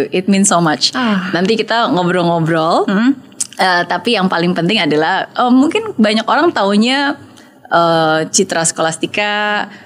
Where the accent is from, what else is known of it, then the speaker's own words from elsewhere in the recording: Yogyakarta, Special Region of Yogyakarta, Indonesia; moved away; tinggal di Jogja, aku lahir di Jogja, tapi pas dirasa Jogja pada waktu itu kayaknya kurang kondusif uh, situasinya